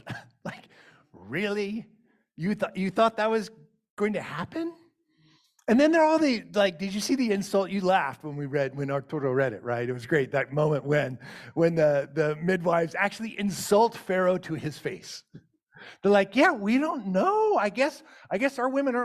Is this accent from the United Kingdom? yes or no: no; Richmond, Virginia, United States; I grew up in the West End of Richmond, Virginia